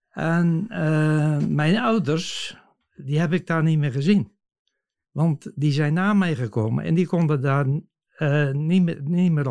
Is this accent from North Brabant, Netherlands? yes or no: no; Ouddorp, South Holland, Netherlands; uit Oudorp. Tijdens de ramp woonden wij op een boerderij, ongeveer 2,5 kilometer buiten Oudorp.